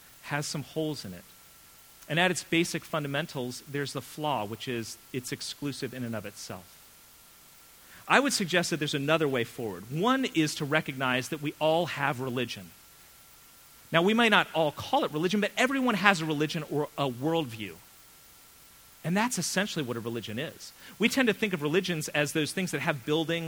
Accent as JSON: {"language": "English", "country": "United States", "said": "as an American"}